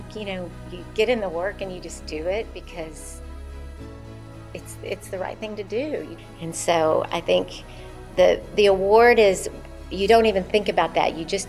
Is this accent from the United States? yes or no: yes; Richardson, Texas, United States; also born or lived in Michigan; I was born in Michigan, but I was raised in Richardson, Texas.